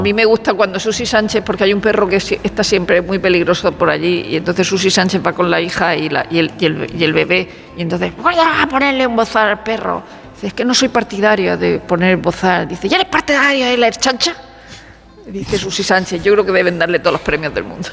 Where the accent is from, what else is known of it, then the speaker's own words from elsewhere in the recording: Region of Murcia, Spain; soy de Murcia